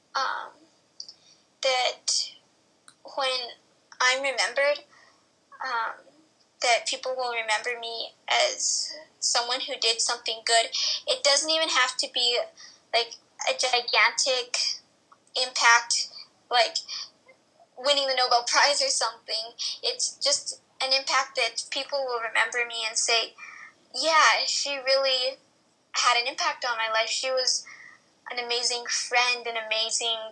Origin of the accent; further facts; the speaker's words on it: New Mexico, United States; My dad's from Mexico, yeah, but I'm from New Mexico.